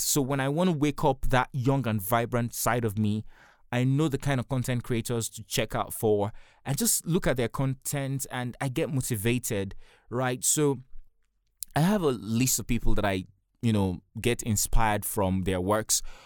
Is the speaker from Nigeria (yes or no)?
yes; Nigeria; I'm a Nigerian and I live in Nigeria.